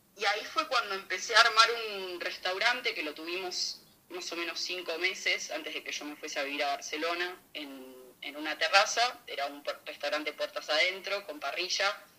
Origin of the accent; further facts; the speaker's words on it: Buenos Aires, Argentina; moved away as an adult; also born or lived in Villa Constitución, Santa Fe / Italy; now in Madrid, Spain; nací en Buenos Aires en el 96